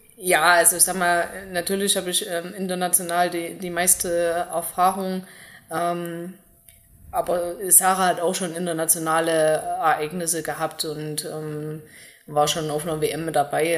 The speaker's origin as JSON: {"language": "German", "town": "Zeulenroda", "region": "Thuringia", "country": "Germany", "tie": "born or raised there", "also_born_or_lived": "Pausa", "said": "ich bin in Zürnroda zur Schule gegangen"}